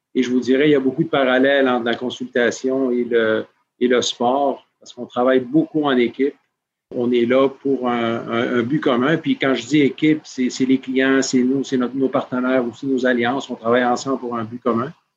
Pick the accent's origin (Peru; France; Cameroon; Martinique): Peru; moved away; also born or lived in Montreal / United States; J'ai grandi au Pérou